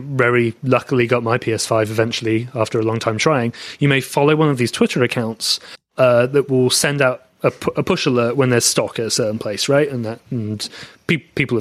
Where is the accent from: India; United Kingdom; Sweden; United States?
United Kingdom; England; accent: English; moved away; I'm English based on my accent